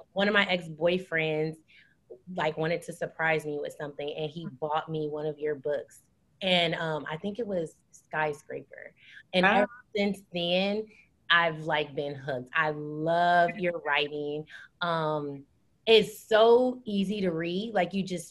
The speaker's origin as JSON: {"language": "English", "region": "Illinois", "country": "United States", "also_born_or_lived": "Springfield, Illinois", "said": "We're from Illinois. We both live in Springfield, Illinois"}